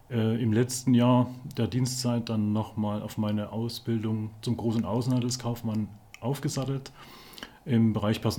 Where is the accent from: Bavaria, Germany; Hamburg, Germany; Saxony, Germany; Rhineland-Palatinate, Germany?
Saxony, Germany; Chemnitz; born there; ich bin Jahrgang 71, bin gebürtig aus Chemnitz